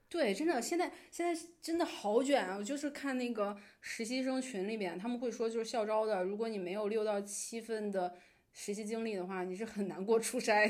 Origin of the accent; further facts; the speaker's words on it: Beijing, China; 我在北京长大